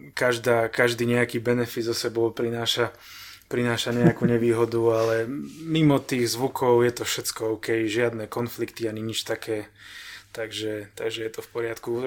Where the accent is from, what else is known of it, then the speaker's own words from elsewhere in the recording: Banská Štiavnica, Banská Bystrica Region, Slovakia; moved away as an adult; now in Ostrava, Czech Republic; narodil som sa v Banskej Štiavnici, tak som tam býval 30 rokov